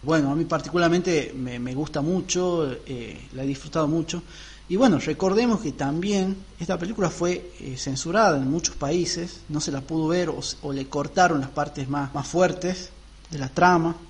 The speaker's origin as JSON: {"language": "Spanish", "region": "northern Argentina", "country": "Argentina", "said": "para los que somos del norte"}